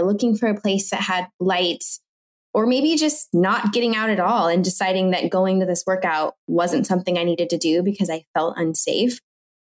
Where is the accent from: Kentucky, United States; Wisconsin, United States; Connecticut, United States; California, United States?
California, United States; Orange County; first language French; I was born and raised in Orange County